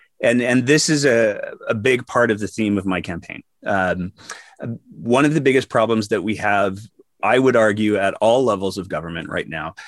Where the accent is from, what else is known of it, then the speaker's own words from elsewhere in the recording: Fairview, Alberta, Canada; also born or lived in Edmonton / Calgary; I was born in Edmonton. Please don't hold it against me. I lived in a small town up north called Fairview, which is north of Grand Prairie.